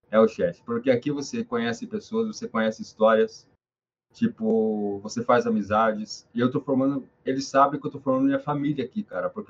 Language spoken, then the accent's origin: Portuguese; Ponta Grossa, Paraná, Brazil; now in Curitiba, Brazil; Em 2013, que foi quando eu vim de Ponta Grossa para Curitiba, que eu morei na rua quase um ano, passei o Natal na rua, aliás.